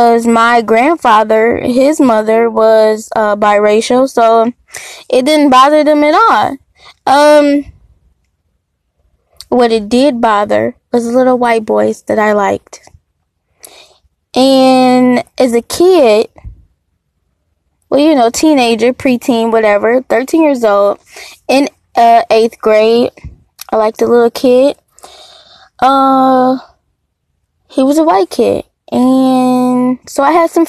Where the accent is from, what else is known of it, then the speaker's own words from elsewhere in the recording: Detroit, Michigan, United States; So, I was born in Detroit, spent like half of my life in Detroit, half of them in the suburb of Detroit